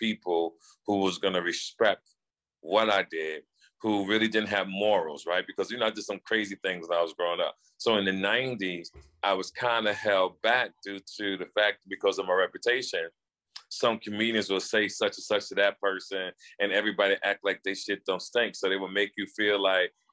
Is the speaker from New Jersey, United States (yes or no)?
yes; New Jersey, United States; I was from Jersey